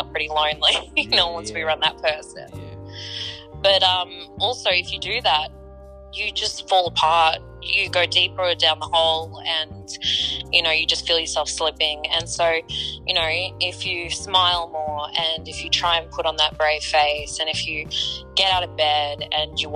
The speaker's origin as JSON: {"language": "English", "town": "Canberra", "region": "Australian Capital Territory", "country": "Australia", "tie": "born or raised there", "said": "I was born in Canberra, so I've lived here basically my whole life."}